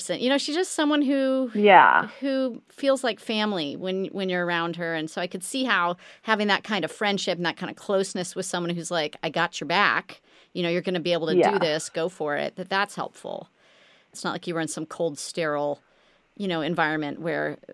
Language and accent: English; Midwest, United States; we were growing up in the Midwest